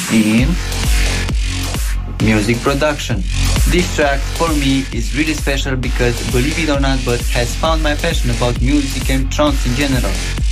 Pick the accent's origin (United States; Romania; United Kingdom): Romania; I'm from Romania